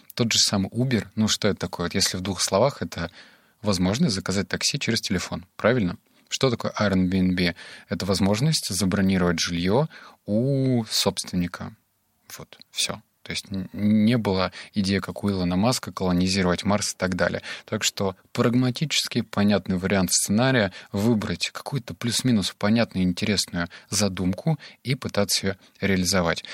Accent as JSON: {"language": "Russian", "town": "Novosibirsk", "region": "Novosibirsk Oblast", "country": "Russia", "said": "сам я из Новосибирска"}